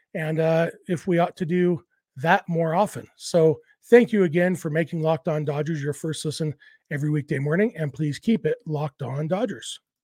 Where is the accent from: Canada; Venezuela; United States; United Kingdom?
United States; Southern California; when I was a kid growing up in Southern California